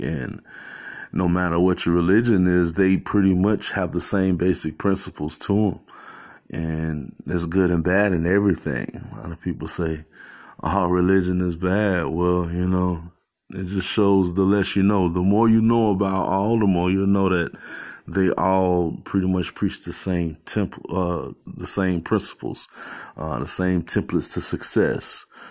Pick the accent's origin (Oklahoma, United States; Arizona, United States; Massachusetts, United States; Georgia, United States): Arizona, United States; Phoenix; growing up in Phoenix